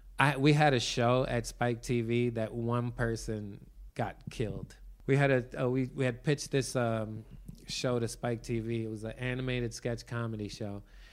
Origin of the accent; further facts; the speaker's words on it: New York City, New York, United States; You know, when you're growing up in East New York, you don't know how people get in the show business.